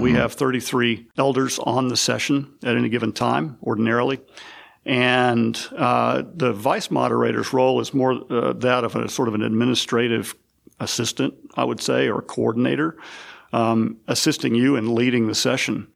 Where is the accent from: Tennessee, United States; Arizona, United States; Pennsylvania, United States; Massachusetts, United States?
Tennessee, United States; West; also born or lived in South Mississippi / Northwest Florida; now in Chattanooga, United States; grew up mostly in West Tennessee